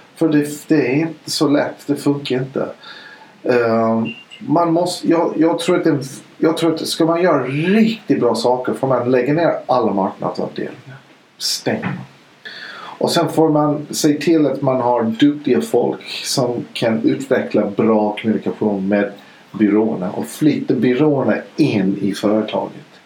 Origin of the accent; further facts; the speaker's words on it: Idaho, United States; Swedish is a second language; now in Sweden; jag är ju född i, i Idaho i USA. Då åt man kött hela tiden